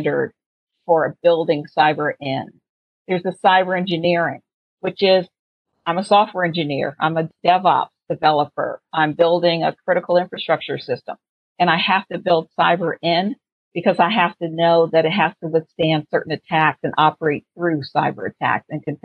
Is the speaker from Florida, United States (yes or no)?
no; Washington, District of Columbia, United States; I'm from Washington, D.C.